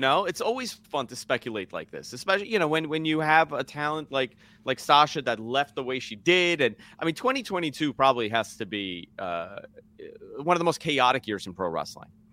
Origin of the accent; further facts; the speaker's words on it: Northeast, United States; I grew up in the Northeast.